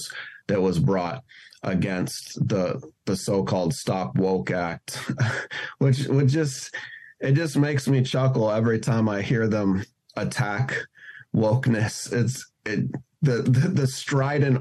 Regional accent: Seattle, Washington, United States; also born or lived in New York; my hometown of Seattle

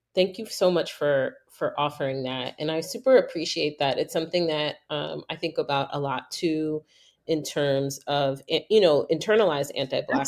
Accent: New York, United States; moved away; growing up in New York, everybody thought my whole life I was Puerto Rican.

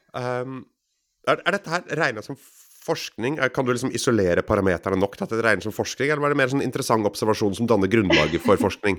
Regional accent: Grimstad, Agder, Norway; also born or lived in Oslo; jeg er født i Oslo, men oppvokst på Fevik utenfor Grimstad

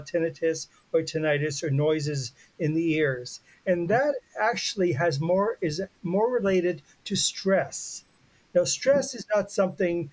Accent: Canada; I'm Canadian

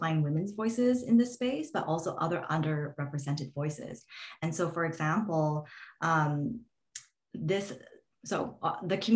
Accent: Canada; a lot of Canadians go down there to open up our PO boxes

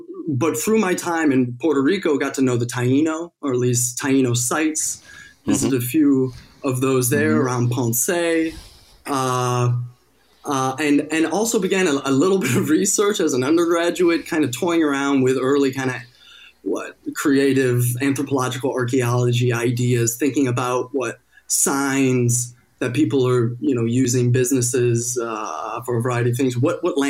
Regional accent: England, United Kingdom; They're both Americans, but British historians. I was raised over in England, so raised, you know, around history with historians

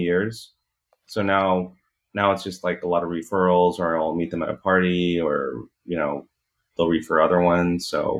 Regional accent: Hacienda Heights, California, United States; I grew up in Hacienda Heights

